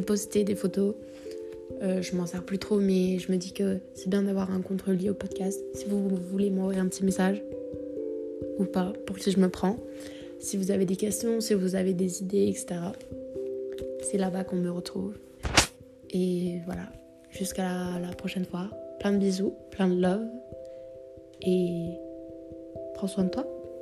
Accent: France; Je suis née en France, j'ai vécu en France toute ma vie

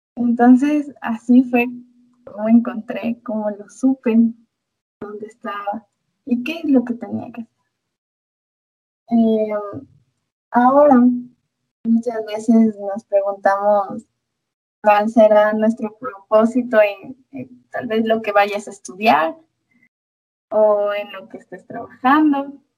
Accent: Ecuador; also born or lived in Latacunga, Ecuador; soy de Ecuador, específicamente estoy viviendo en La Tacunga

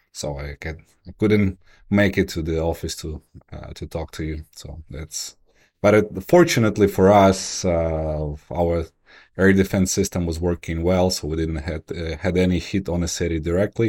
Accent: Kyiv, Ukraine; moved away; also born or lived in New York; I moved back from New York to Kyiv in twenty fourteen

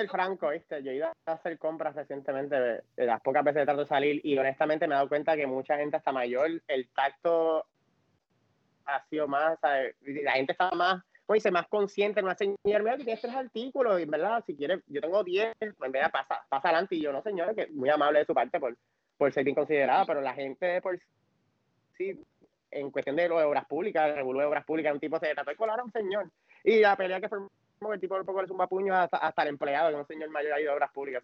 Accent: Puerto Rico; Somos puertorriqueños que cuando nos damos par de palos tratamos de dar la bomba.

